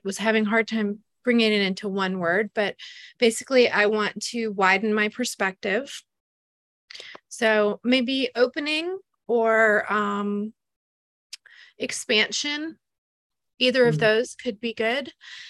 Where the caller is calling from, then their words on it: South Carolina, United States; I'm in South Carolina, and I am new to this circle, but not to all circles.